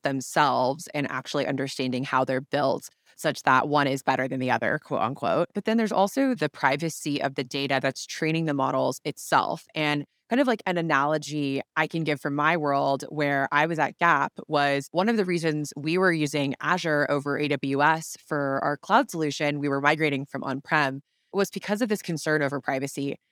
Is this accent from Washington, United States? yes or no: yes; Seattle, Washington, United States; I grew up in Seattle